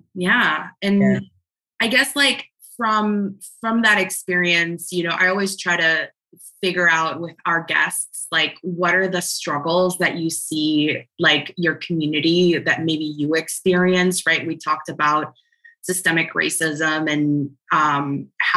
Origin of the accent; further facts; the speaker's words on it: Dominican Republic; now in United States; I'm from the Dominican Republic myself